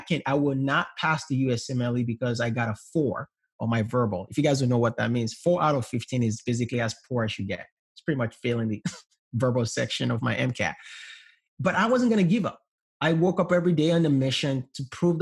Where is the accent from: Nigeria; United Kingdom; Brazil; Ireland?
Nigeria; English is a second language; now in United States; I came from Nigeria where we're poor, raised up in a low middle class home